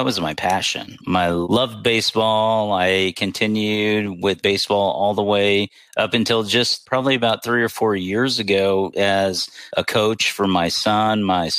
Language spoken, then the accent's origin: English; Pensacola, Florida, United States; But I mainly grew up, my high school years were in Pensacola, Florida.